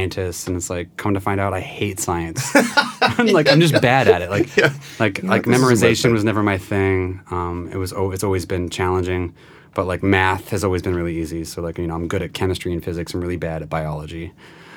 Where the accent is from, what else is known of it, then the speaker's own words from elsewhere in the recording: Prescott, Arizona, United States; my hometown of Prescott, Arizona